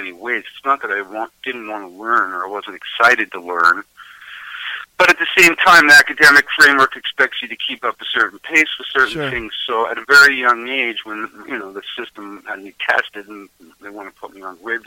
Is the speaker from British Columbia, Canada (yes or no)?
no; Markham, Ontario, Canada; moved away as an adult; now in Melancthon, Canada; I grew up in Markham. I was sort of born, bred, patched, raised, incubated